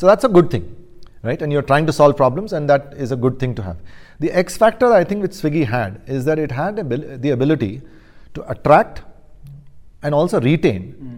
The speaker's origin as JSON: {"language": "English", "country": "India", "said": "So I was India boy. I was basically all over"}